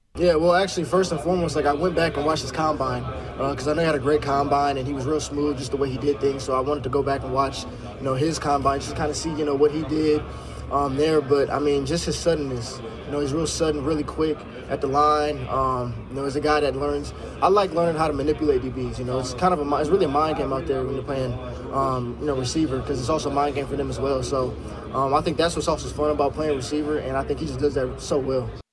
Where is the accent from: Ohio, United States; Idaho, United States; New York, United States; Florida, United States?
Ohio, United States; Northeast; I'm obviously from North, Northeast Ohio. I grew up a Browns fan